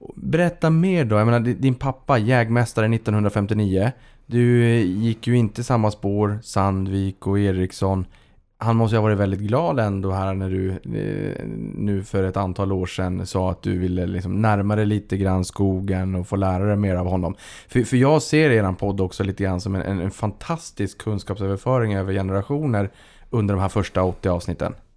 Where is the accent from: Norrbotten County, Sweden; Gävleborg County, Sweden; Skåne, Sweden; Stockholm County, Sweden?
Norrbotten County, Sweden; Boden; moved away; Boden där jag kommer ifrån fanns en rulltrappa